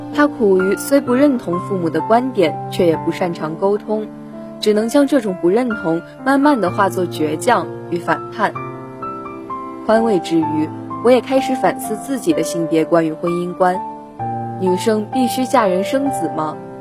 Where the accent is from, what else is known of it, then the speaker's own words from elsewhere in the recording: Suzhou, Jiangsu, China; moved away as an adult; now in Nanjing, China; 来自江苏苏州，我在南京大学，距离我的家乡二百五十一公里